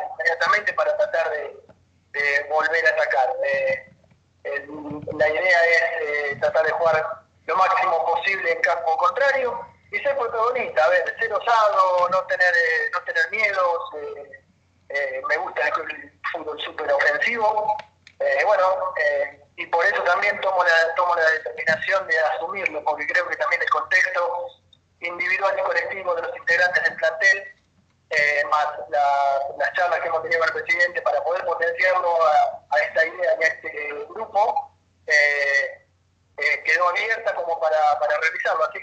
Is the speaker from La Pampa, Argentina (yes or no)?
yes; General Pico, La Pampa, Argentina; yo soy de General Pico y tengo, normalmente tengo, tengo hijos